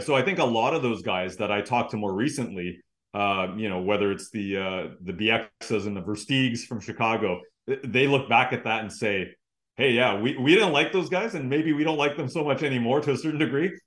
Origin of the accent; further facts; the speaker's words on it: Vancouver, British Columbia, Canada; I grew up here in Vancouver